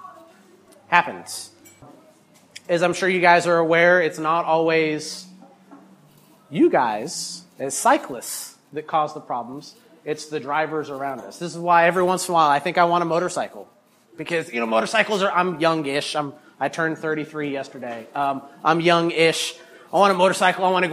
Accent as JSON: {"language": "English", "town": "Chapel Hill", "region": "North Carolina", "country": "United States", "tie": "born or raised there", "said": "I am a Chapel Hill native, born and raised in Chapel Hill, went to Chapel Hill High School"}